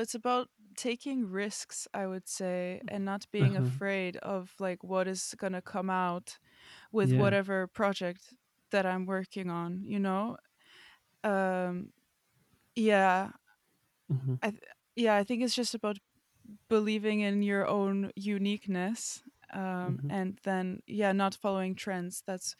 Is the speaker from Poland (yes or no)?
yes; Warsaw, Masovian Voivodeship, Poland; also born or lived in Florida; I come from Warsaw, Poland, and also I come from. I also grew up for a few years in Florida.